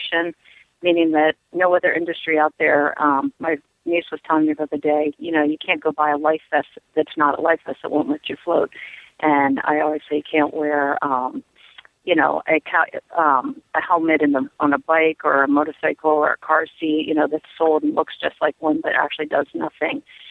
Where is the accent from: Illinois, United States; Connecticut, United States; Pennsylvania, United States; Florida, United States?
Connecticut, United States; I'm from Connecticut